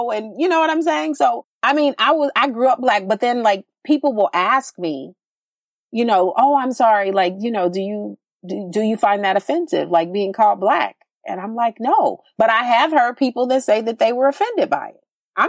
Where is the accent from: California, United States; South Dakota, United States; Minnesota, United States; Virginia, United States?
California, United States; No, I'm from California. No, I'm from California.